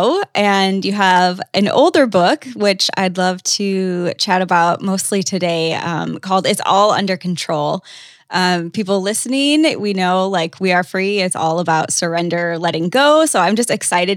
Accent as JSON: {"language": "English", "region": "Wisconsin", "country": "United States", "tie": "born or raised there", "moved": "yes", "said": "A lot of people don't know I'm from Wisconsin, but I am"}